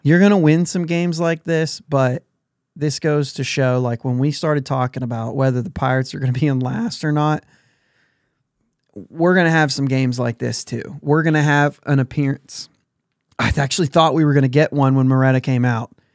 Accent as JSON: {"language": "English", "area": "near Pittsburgh", "region": "Pennsylvania", "country": "United States", "tie": "born or raised there", "said": "we grew up near Pittsburgh"}